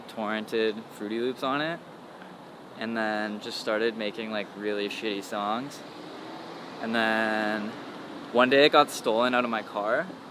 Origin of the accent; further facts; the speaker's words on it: Toronto, Ontario, Canada; I was born in Scarborough, which is like, I guess like a subdivision of Toronto.